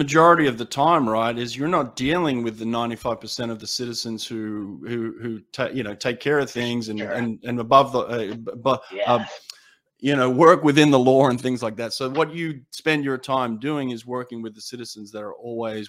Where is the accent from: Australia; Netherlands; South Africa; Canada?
Australia; now in United States; You know, like, I'm from Australia.